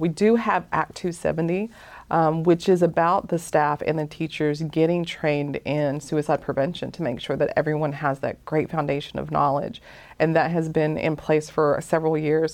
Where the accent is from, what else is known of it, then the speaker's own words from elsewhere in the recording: Appalachian Mountains, Dade County, Georgia, United States; now in Hawaii, United States; I'm actually from the Appalachian Mountains